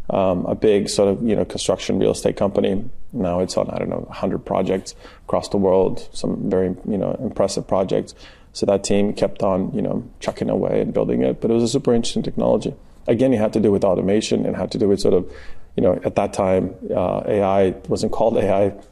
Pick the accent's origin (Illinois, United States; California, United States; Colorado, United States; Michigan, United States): California, United States; And so for me, actually, you know, growing up in Southern California